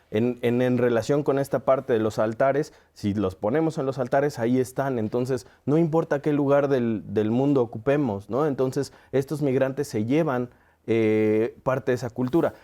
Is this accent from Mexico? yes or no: yes; Mexico; como mexicano me siento identificado